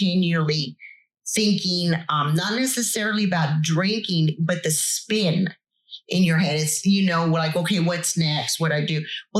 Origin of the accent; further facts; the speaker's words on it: Corpus Christi, Texas, United States; growing up in Corpus, being at the beach